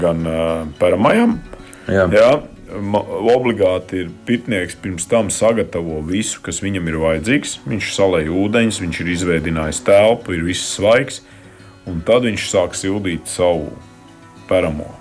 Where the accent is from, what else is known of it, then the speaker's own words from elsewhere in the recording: Kurzeme, Latvia; es dzīvoju Latvijā un pie Baltijas jūras, un es esmu kārtīgs kurzemnieks